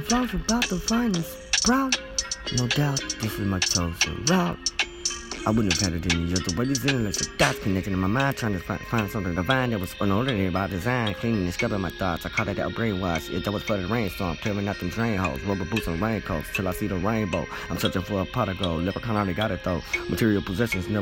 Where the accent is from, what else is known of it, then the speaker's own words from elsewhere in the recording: Alabama, United States; I'm from Alabama